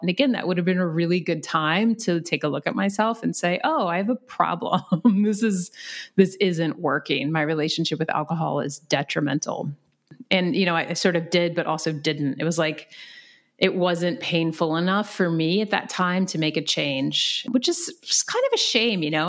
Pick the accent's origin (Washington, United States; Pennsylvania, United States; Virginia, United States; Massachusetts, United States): Virginia, United States; moved away; I'm from Virginia